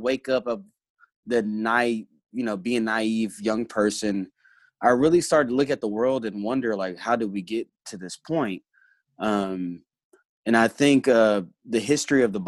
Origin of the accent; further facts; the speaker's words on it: Hot Springs, Arkansas, United States; also born or lived in Little Rock, Arkansas; I grew up mostly in Hot Springs, Arkansas, and Little Rock, Arkansas